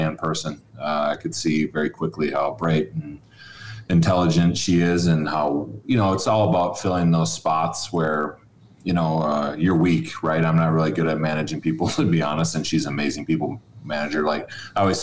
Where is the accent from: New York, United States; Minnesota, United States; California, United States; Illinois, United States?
Minnesota, United States; I was actually, I'll just say born and raised in Minnesota